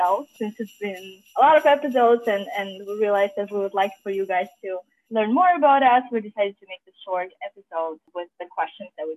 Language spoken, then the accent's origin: English; Azerbaijan; now in Rochester, United States; I am originally from Azerbaijan